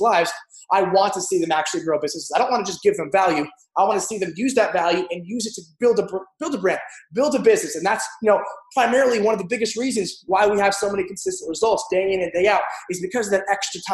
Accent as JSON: {"language": "English", "region": "New Jersey", "country": "United States", "also_born_or_lived": "New York", "moved": "yes", "lives_now": "Edgewater, United States", "said": "I'm originally from South Jersey, though, because after all the crap happened in my childhood, we moved north, New York"}